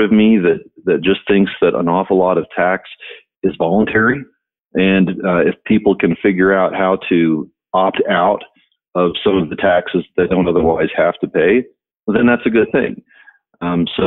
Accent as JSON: {"language": "English", "town": "Shawnee", "region": "Oklahoma", "country": "United States", "tie": "born or raised there", "moved": "as an adult", "lives_now": "Colorado, United States", "said": "I grew up in Shawnee"}